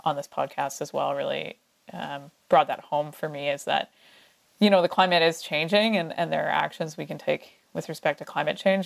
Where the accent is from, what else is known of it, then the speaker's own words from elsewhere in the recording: Canada; also born or lived in Revelstoke; as Canadians